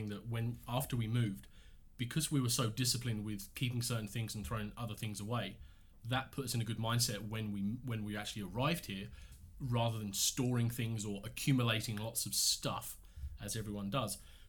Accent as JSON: {"language": "English", "region": "England", "country": "United Kingdom", "moved": "as an adult", "said": "Yeah, we moved here 5 years ago from England, and we live just outside of Windsor."}